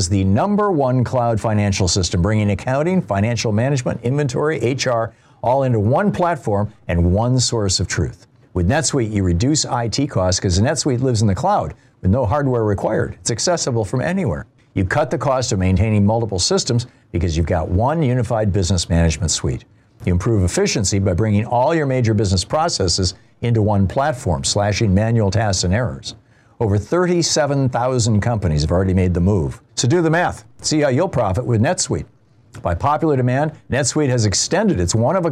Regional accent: Lansing, Michigan, United States; moved away; Lansing, Michigan, my hometown

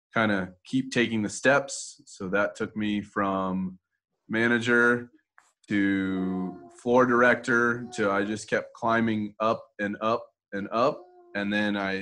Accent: Houston, Texas, United States; moved away as an adult; also born or lived in Las Vegas; I was born and raised in Houston.

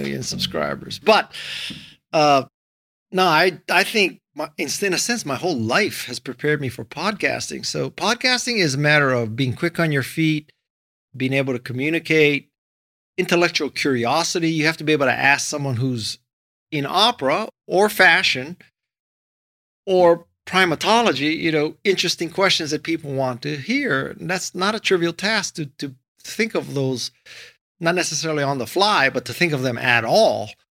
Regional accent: Hawaii, United States; moved away as an adult; also born or lived in Stanford, California / Los Angeles, California; I was born and raised in Hawaii

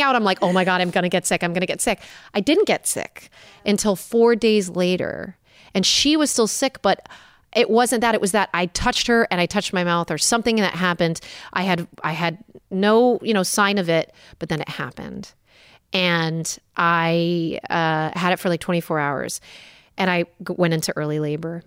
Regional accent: Milford, Connecticut, United States; now in Orange County, United States; I'm from Milford, Connecticut originally

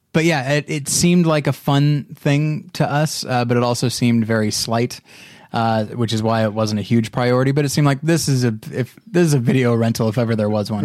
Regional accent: Taft, California, United States; my hometown of Taft, California

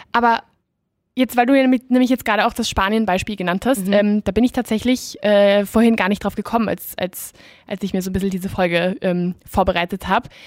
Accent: Austria; accent: Austrian dialect; Da die Deutschen stehen ja ein bisschen auf uns auf unseren österreichischen Dialekt.

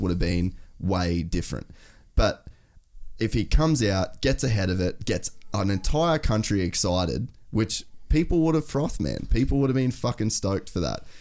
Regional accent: Australia; as an Australian

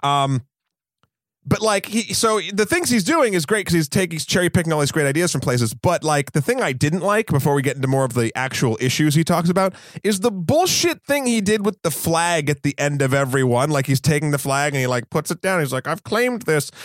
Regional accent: Amherst, New Hampshire, United States; I grew up in Amherst, New Hampshire, which is a very affluent place

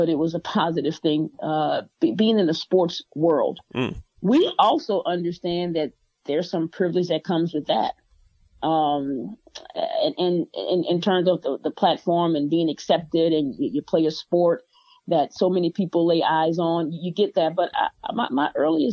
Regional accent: the South, United States; I am from the South. I'm not knocking the South. I love where I'm from

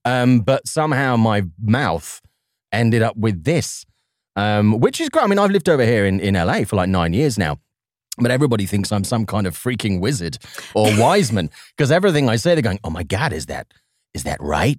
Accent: Swansea, Wales, United Kingdom; accent: Welsh; he made a movie in Swansea, my hometown.

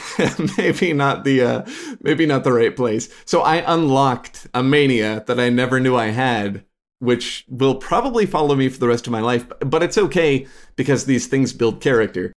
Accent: Chicagoland area, Illinois, United States; also born or lived in Rochester, Minnesota; I was born in Rochester, Minnesota, but I was there for, like, all of five minutes or something before my parents whisked me away to, uh, Illinois in the Chicagoland area

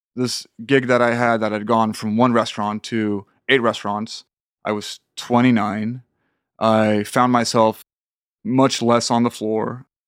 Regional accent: south of Sweden, Sweden; moved away as an adult; also born or lived in Copenhagen, Denmark; now in Manhattan, United States; got a good apartment in my hometown in the south of Sweden

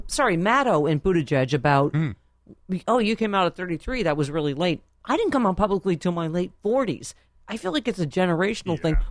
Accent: Buffalo, New York, United States; Buffalo, my hometown.

